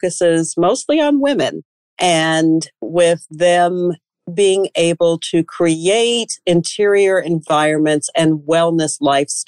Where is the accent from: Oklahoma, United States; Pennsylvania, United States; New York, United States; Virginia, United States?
New York, United States; upstate; I grew up in upstate New York